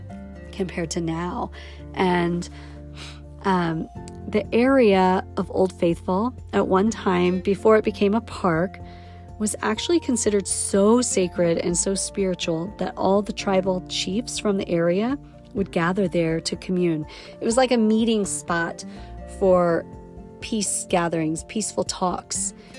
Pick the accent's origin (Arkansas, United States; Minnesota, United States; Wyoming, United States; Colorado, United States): Wyoming, United States; the essence of the textures and colors of my youth just from growing up in Yellowstone.